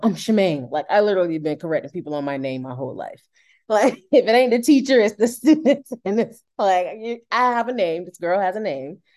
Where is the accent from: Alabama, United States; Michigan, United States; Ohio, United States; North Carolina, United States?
North Carolina, United States; Durham; moved away as an adult; now in Moncton, Canada; I'm from North Carolina, in the United States, Durham, North Carolina